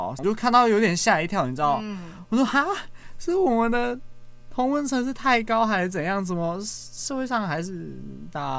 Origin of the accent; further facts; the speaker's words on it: Xinying, Tainan, Taiwan; 但是当我回去我老家的时候，回去新营的时候，我就发现，哎、欸，原来年长一辈的人，他们的想法还是停留在。